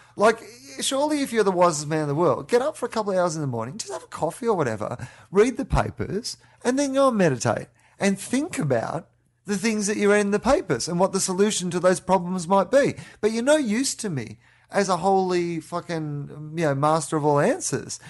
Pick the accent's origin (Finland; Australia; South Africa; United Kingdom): Australia; moved away; we're both Australian